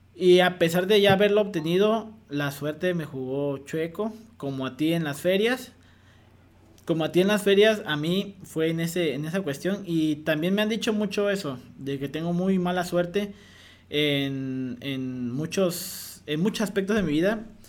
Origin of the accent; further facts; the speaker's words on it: Mexico; mexicanos tenemos un potencial enorme